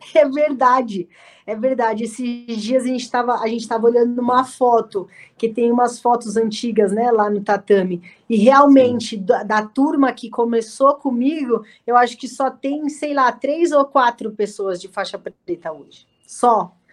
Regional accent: Santo André, São Paulo, Brazil; Eu nasci em Santo André. Eu sou do Santo... ABC

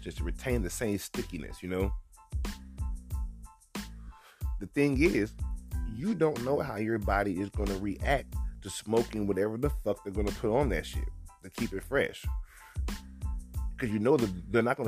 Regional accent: Georgia, United States; moved away; I'm from Georgia.

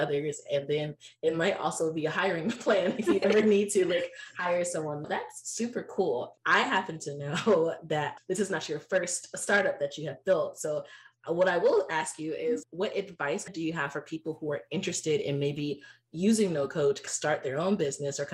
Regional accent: United States

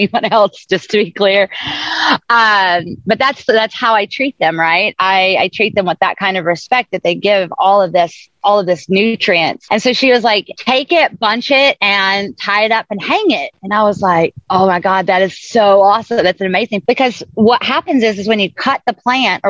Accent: the South, United States; moved away; also born or lived in islands; I'm from the South. I was raised in the South, and then I've lived on islands pretty much all over the ocean

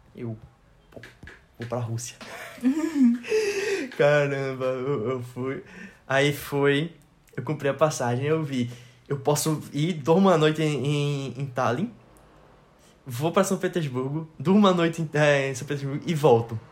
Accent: Recife, Pernambuco, Brazil; also born or lived in Latvia; eu disse que eu era de Recife

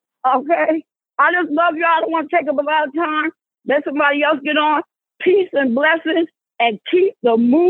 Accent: New York City, New York, United States; moved away as an adult; now in Atlanta, United States; I'm originally from New York City, but I live in Atlanta, Georgia for the last 20 years.

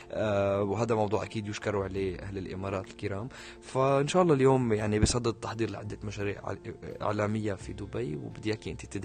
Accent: Syria; حتى يعني فيما نحن كسوريين نتغنى دائما بالدراما السورية

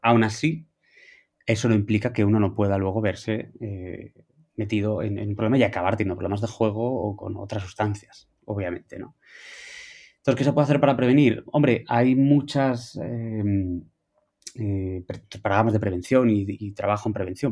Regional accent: Asturias, Spain; soy asturiano

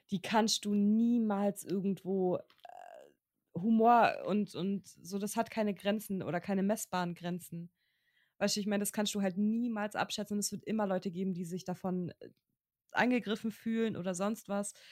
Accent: Germany; als Deutscher

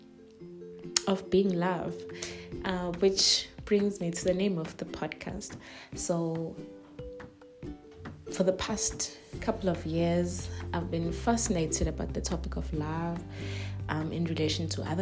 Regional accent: Soweto, Gauteng, South Africa; also born or lived in Cape Town, South Africa; now in Germany; I grew up in Soweto. As a Sowetan lady, as a Sowetan girl

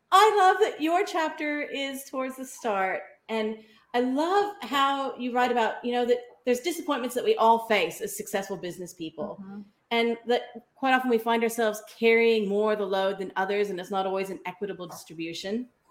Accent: Kansas, United States; moved away as an adult; now in Australia; I was born in Kansas, so 12,000 miles away from where I am now. And in my 20s, I ended up with the opportunity to come to Australia to study.

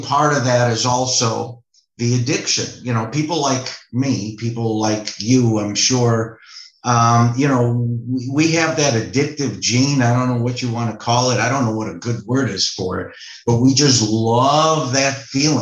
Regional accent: Chicago, Illinois, United States; growing up in Chicago, you know, modest family, loving parents.

